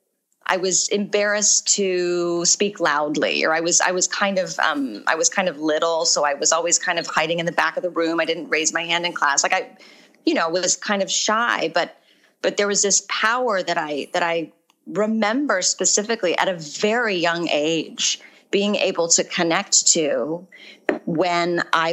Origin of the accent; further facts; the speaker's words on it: Orange County, California, United States; moved away as an adult; also born or lived in Arizona; I grew up in Orange County